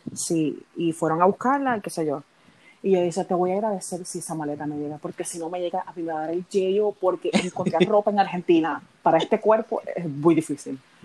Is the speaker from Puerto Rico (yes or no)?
yes; Puerto Rico; yo que soy de Puerto Rico